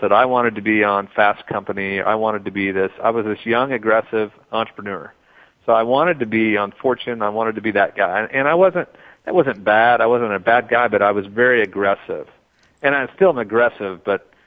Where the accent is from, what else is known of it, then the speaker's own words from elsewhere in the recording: Oklahoma, United States; I grew up in Oklahoma as an entrepreneur with my family